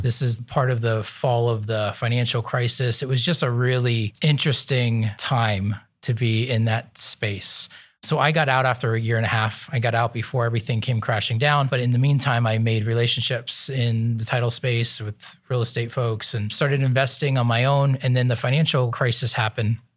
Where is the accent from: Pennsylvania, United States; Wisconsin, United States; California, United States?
Pennsylvania, United States; Nazareth; moved away as an adult; now in Columbus, United States; I'm from Eastern Pennsylvania. So my family is from a town called Nazareth